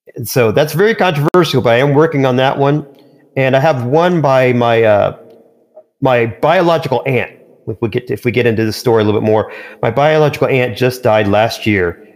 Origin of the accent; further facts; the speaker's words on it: Indiana, United States; I'm growing up in Indiana and living in Indiana originally